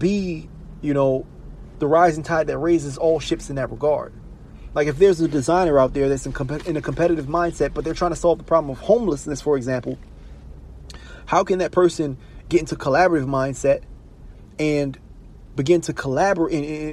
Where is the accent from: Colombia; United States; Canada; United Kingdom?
United States; Baltimore, Maryland; Baltimore City, I'm from Baltimore City